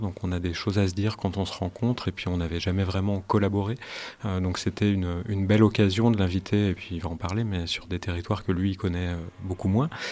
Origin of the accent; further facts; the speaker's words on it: Grenoble, Auvergne-Rhône-Alpes, France; moved away as an adult; now in Paris, France; je suis originaire de Grenoble, je suis artiste sonore, mais je suis originaire de Grenoble et je vis depuis euh, 10 euh, ans à Paris